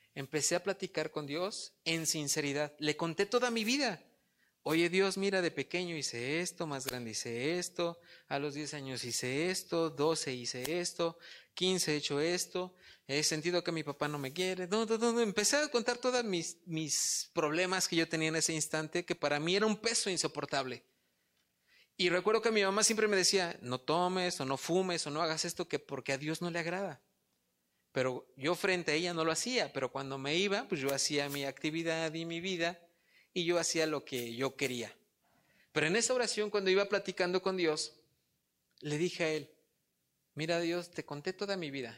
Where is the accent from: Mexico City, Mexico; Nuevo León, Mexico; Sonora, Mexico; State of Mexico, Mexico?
State of Mexico, Mexico; Polotitlán; soy de Polotitlán. Allá es muy, muy rural